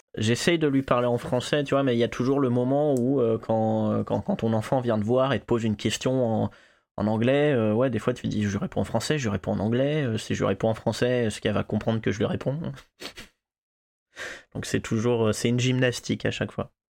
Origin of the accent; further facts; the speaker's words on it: Clermont-Ferrand, Auvergne-Rhône-Alpes, France; moved away; quand je suis retourné à Clermont-Ferrand